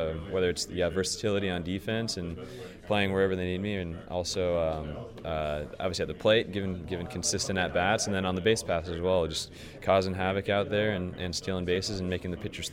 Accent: San Diego, California, United States; I grew up in San Diego

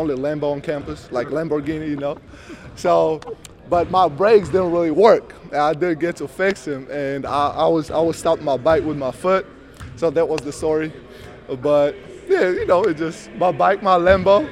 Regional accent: Georgia; now in Champaign, United States; I'm from Republic of Georgia

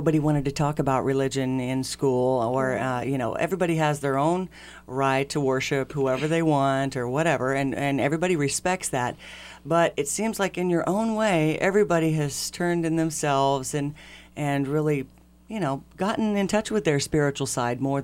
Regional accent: Tolono, Illinois, United States; I'm from Tolono

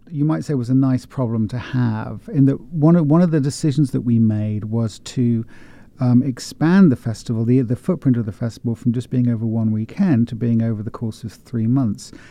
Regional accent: West Country, near Stonehenge, South West England, United Kingdom; moved away as an adult; also born or lived in Oxford / London / Paris; now in Columbia, Missouri, United States; So I'm originally from uh, from the UK. Uh, I grew up in the West Country, uh, about 70 miles west of London, near Stonehenge.

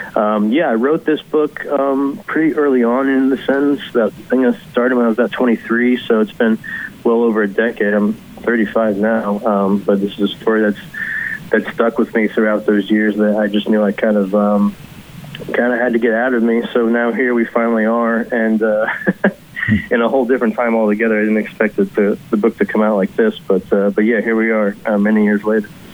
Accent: Kentucky, United States; now in Brooklyn, United States; I grew up in Kentucky

